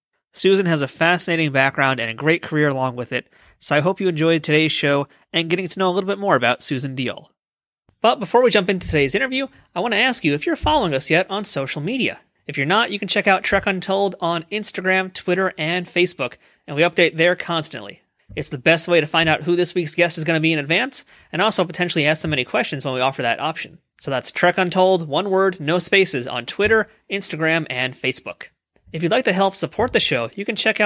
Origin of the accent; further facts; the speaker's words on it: New York, United States; I'm a New Yorker